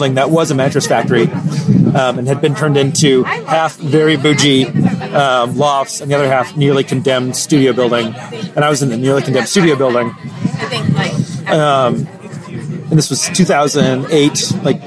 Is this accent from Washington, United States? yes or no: no; Decatur, Georgia, United States; moved away as an adult; also born or lived in Iowa City, Iowa; I grew up in Atlanta, in Decatur